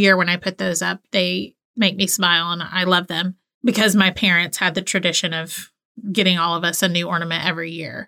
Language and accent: English; the South, United States; I grew up in the South